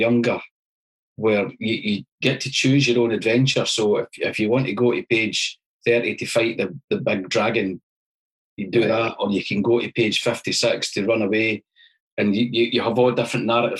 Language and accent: English; Falkirk, Scotland, United Kingdom; Born in Falkirk, went to university at Stirling